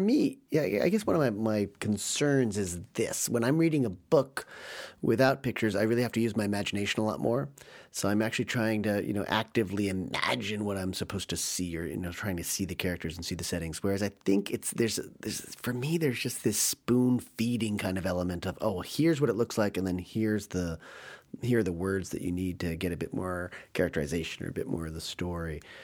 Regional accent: United States; as an American

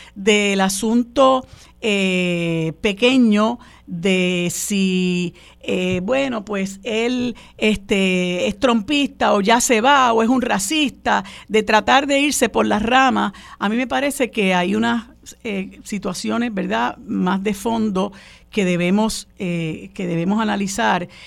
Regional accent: Puerto Rico; los puertorriqueños

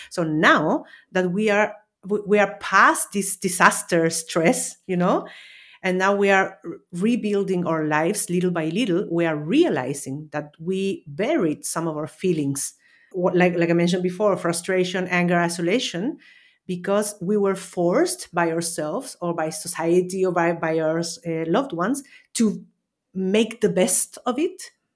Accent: Chile; also born or lived in Austria; now in Valencia, Spain; I'm originally from Chile, Austrian citizen, and I'm currently living in Valencia, Spain, for almost three years

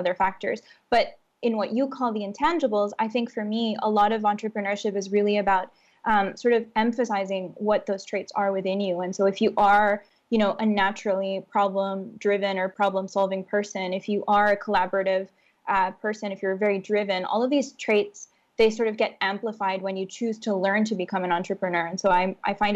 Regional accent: Honduras; growing up in Honduras

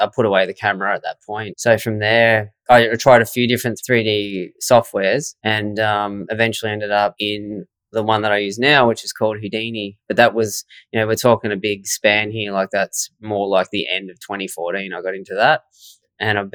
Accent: Swan Hill, Victoria, Australia; I grew up in Swan Hill, Victoria

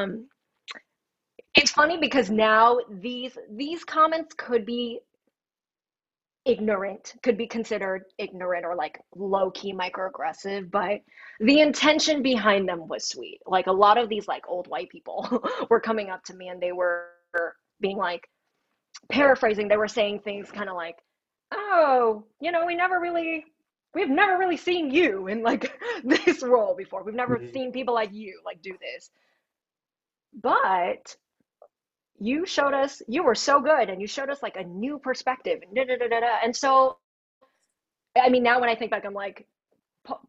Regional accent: Thornton, Colorado, United States; also born or lived in Denver; I grew up in Thornton, predominantly white

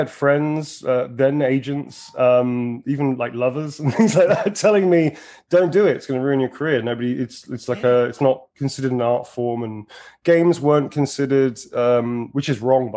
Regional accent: United Kingdom; I'm fucking British

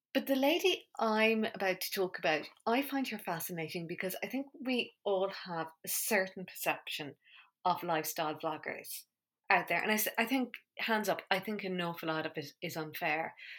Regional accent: Ireland; I grew up in Ireland in the 80s

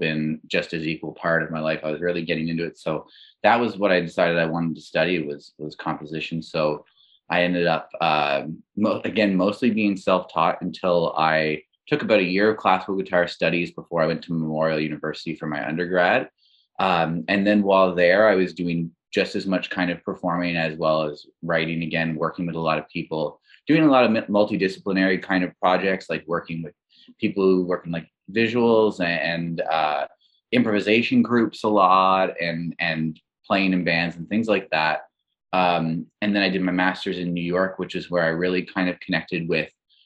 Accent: Labrador City, Newfoundland and Labrador, Canada; moved away; also born or lived in St. John's / Montreal; I'm originally from Labrador City or Labrador West in Newfoundland, Labrador.

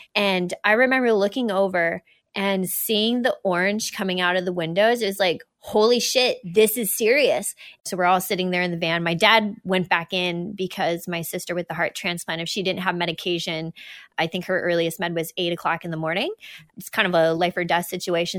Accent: New Brunswick, Canada; also born or lived in Alberta / British Columbia; we were out there till I was about halfway through kindergarten

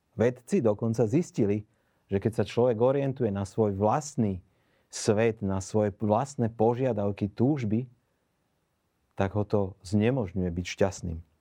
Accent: Bratislava, Bratislava Region, Slovakia; pochádzam z Bratislavy

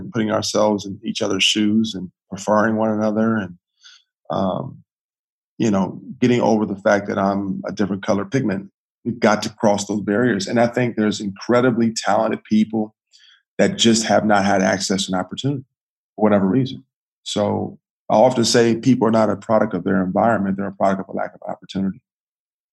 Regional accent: United States; I'm not from Africa. I'm from America

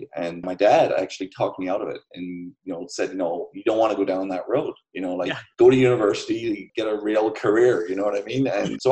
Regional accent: Ireland; I grew up in Ireland

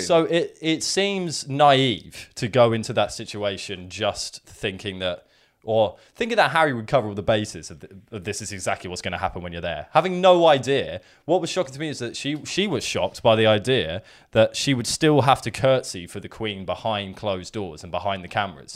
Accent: England, United Kingdom; we're just English people

